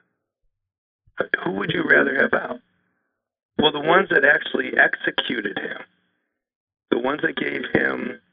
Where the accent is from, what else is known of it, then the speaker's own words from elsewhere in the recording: Buffalo, New York, United States; now in New Hampshire, United States; having been born and raised in Buffalo.